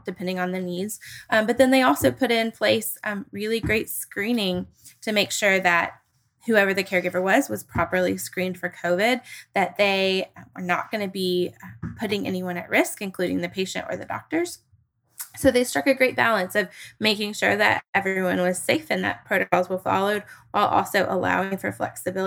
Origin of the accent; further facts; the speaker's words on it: Tennessee, United States; my home state of Tennessee